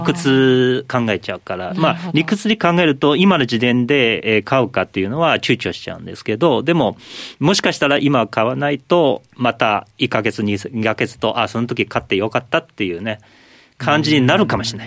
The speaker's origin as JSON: {"language": "Japanese", "country": "China", "tie": "born or raised there", "moved": "yes", "lives_now": "Japan", "said": "私中国出身なんですけどでも今日本人です"}